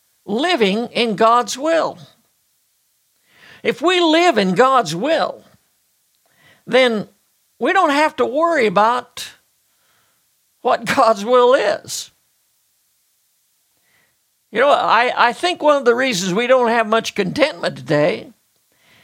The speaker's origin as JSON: {"language": "English", "country": "United States", "said": "as an American"}